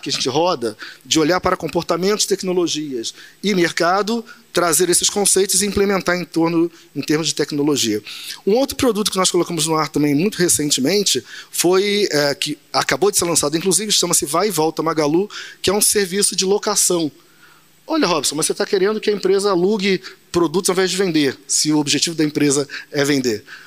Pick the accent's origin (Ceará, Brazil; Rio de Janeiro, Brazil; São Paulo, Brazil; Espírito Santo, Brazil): Rio de Janeiro, Brazil; Nova Iguaçu; Nasci em Nova Iguaçu, morei minha infância e juventude tudo ali